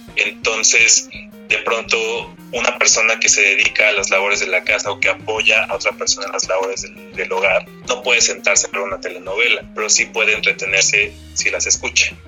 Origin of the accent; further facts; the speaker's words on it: Mexico; nosotros como mexicanos